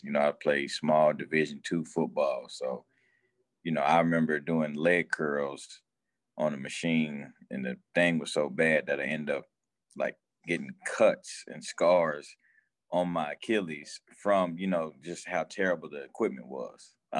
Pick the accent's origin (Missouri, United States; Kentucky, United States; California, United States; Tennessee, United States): Kentucky, United States; Louisville; now in Lexington, United States; I grew up in Louisville, Kentucky, so I grew up a Louisville fan.